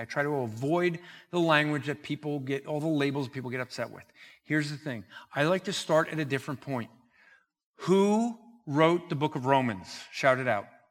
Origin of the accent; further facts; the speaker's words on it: New Jersey, United States; I'm from New Jersey